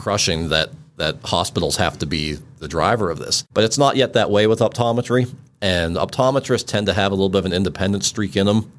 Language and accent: English; Western Pennsylvania, United States; we grew up in Western Pennsylvania, uh, where there was more deer than people